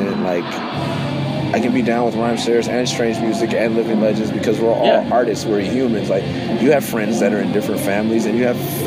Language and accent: English; West Coast, United States; also born or lived in Bay Area; I'm from the West Coast, but we were living in the Bay Area